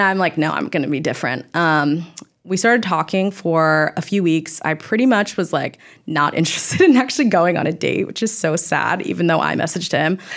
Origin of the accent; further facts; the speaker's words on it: Orange County, near Newport Beach, California, United States; I'm originally from Orange County, like, near Newport Beach area.